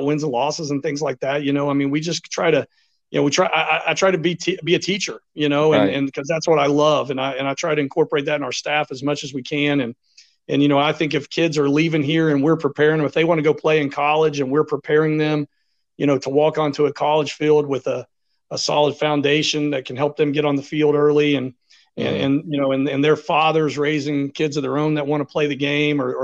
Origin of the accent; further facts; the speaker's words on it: Ashland, Kentucky, United States; moved away as an adult; also born or lived in Florida / Indiana; I'm originally from Ashland, so grew up, born and raised in Ashland